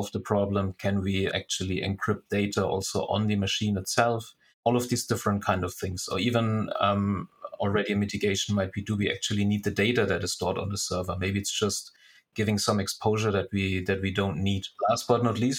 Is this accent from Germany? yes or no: yes; Germany; moved away as an adult; now in Singapore; originally I'm from Germany and already living now for 6 years in Singapore